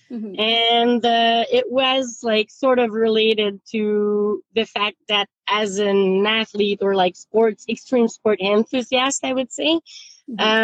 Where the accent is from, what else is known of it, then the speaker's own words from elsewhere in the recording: Quebec, Canada; moved away as an adult; now in Vancouver, Canada; I moved out from Quebec out west uh, the very day I finished my college degree.